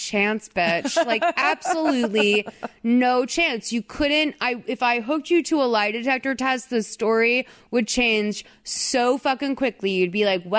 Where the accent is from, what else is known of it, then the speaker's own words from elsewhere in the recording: Boston, Massachusetts, United States; I'm from Boston